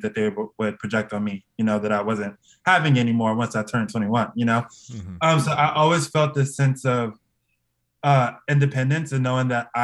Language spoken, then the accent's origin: English; New York City, New York, United States; I'm from Brooklyn, so we had this thing every summer